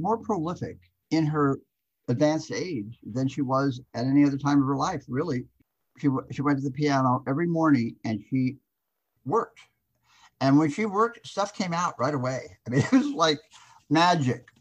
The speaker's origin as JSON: {"language": "English", "town": "Los Angeles", "region": "California", "country": "United States", "tie": "born or raised there", "said": "Three generations deep in Los Angeles natives"}